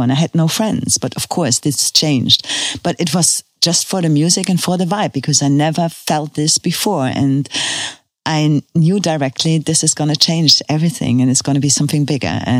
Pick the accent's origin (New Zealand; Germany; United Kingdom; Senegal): Germany; Cologne, North Rhine-Westphalia; English is a second language; And I came from Cologne and there was everything organized, you know